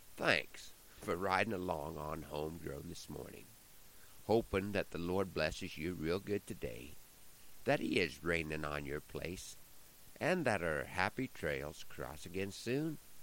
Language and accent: English; Nebraska, United States; my home state of Nebraska